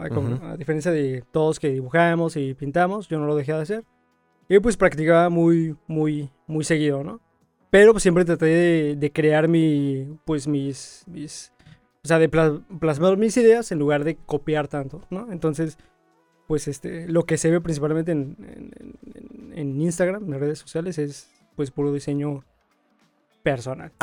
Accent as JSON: {"language": "Spanish", "region": "Mexico City", "country": "Mexico", "moved": "as an adult", "lives_now": "Tijuana, Mexico", "said": "yo soy de la Ciudad de México y tengo apenas cumplidos cuatro años acá."}